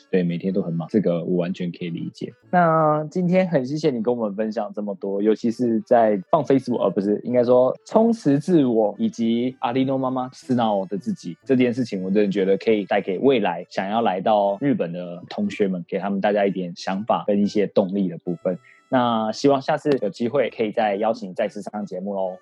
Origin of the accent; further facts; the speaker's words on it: Taiwan; 我自己本身身为台湾人